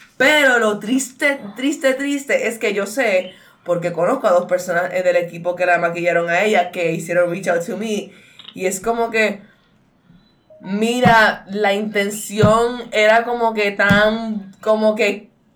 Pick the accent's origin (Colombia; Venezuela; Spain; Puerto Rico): Puerto Rico; yo, pues, supuestamente soy legit boricua mezclada